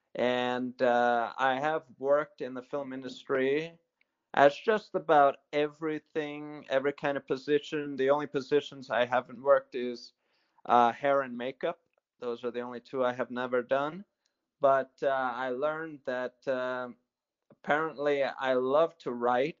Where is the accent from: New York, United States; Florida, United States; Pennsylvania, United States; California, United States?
New York, United States; New York City; Well, originally I was born and raised in the United States. Uh, right. So, uh, but I was born in New York City